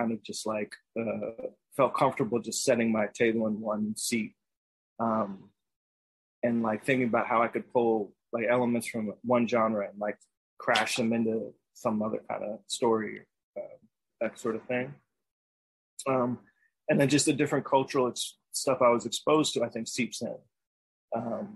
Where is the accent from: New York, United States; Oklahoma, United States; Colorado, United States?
New York, United States; New York City; born or raised there; now in Brooklyn, United States